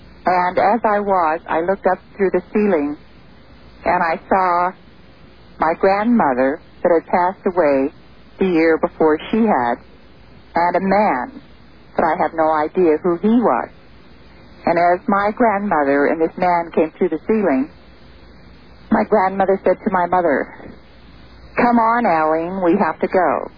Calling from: Truckee, California, United States; I'm calling from Truckee, California.

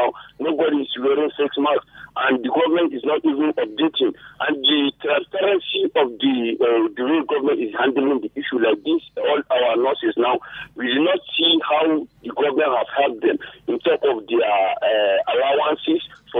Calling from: Nigeria; I'm calling from Teacher and Teacher Junction.

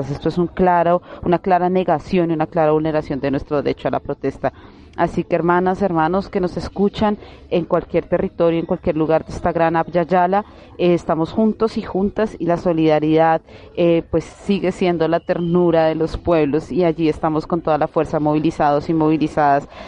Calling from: Colombia; nosotras lanzamos, digamos, como esta voz de alerta y este SOS eh, de Colombia, eh, desde Colombia, porque creemos que es importante la fortaleza, la solidaridad entre los pueblos

